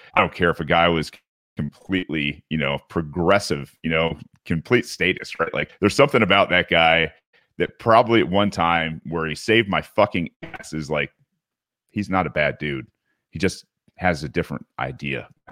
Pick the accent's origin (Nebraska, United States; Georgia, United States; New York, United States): Georgia, United States; Gwinnett County; where I grew up in Gwinnett County